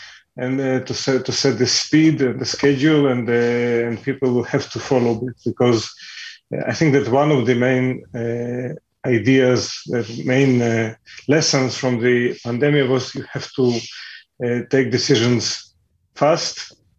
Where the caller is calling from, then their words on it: Netanya, Central District, Israel; I'm talking from Netanya.